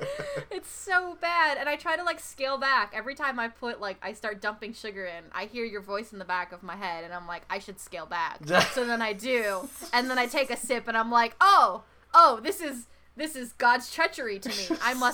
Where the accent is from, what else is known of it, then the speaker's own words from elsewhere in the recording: United States; accent: American; In my American accent